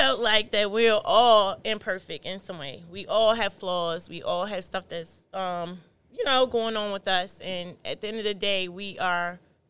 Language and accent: English; Appomattox, Virginia, United States; moved away; I'm from Appomattox, Virginia.